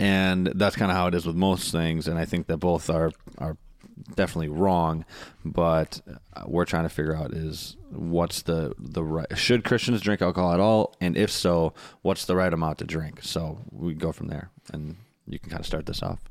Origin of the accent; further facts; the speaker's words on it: Wisconsin, United States; I'm from Wisconsin